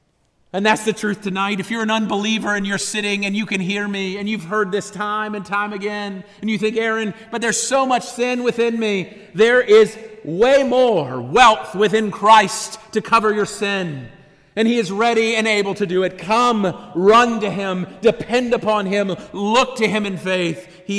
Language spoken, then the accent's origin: English; Honduras; I grew up in Honduras. I'm a missionary kid from there.